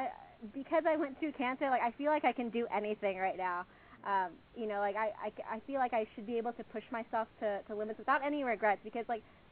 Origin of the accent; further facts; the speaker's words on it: Houston, Texas, United States; I'd already, established a life here in my hometown of Houston